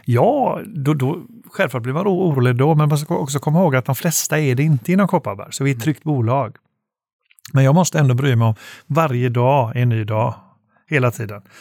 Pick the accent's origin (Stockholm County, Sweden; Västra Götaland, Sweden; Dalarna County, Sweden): Västra Götaland, Sweden; Gothenburg; Jag är själv från Göteborg som kanske hörs och eh, bor fortfarande där